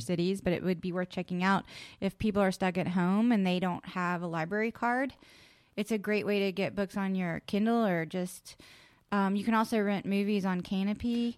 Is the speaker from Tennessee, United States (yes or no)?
no; West Virginia, United States; I was born in West Virginia